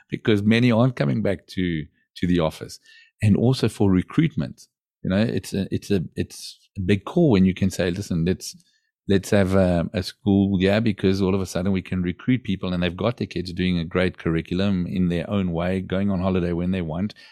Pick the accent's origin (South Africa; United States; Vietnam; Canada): South Africa; now in Portugal; I grew up in South Africa